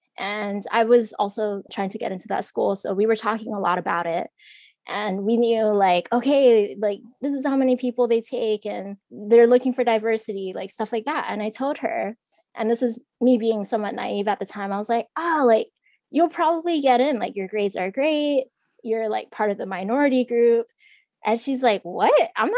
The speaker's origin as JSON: {"language": "English", "region": "Hawaii", "country": "United States", "tie": "born or raised there", "said": "growing up in Hawaii"}